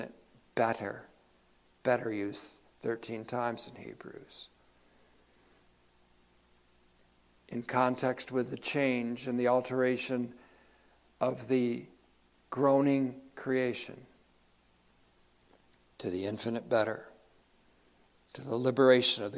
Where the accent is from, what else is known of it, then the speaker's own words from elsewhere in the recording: United States; I'm speaking as an American Christian